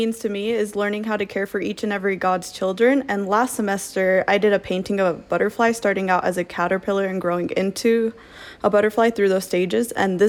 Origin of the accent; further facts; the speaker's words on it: Orem, Utah, United States; I'm from Orem, Utah.